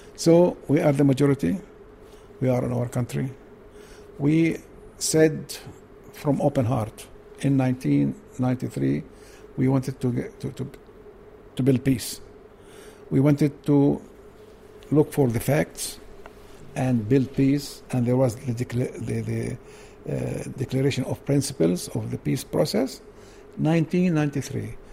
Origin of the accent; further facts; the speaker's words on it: Jerusalem, Palestine; English is a second language; East Jerusalem, I was born in East Jerusalem. I studied my uh, high school education in Jeru Jerusalem